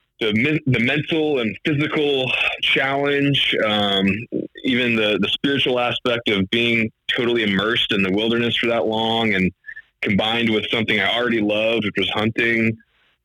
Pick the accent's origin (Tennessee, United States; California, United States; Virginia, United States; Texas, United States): Virginia, United States; I'm from the East Coast, I'm from Virginia